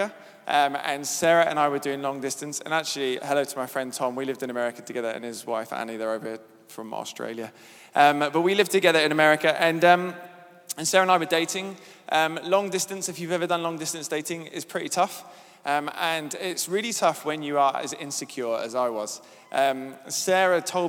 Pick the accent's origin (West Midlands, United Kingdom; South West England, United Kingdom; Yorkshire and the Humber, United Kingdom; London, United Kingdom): South West England, United Kingdom; Devon; I grew up in Devon with a family who went to church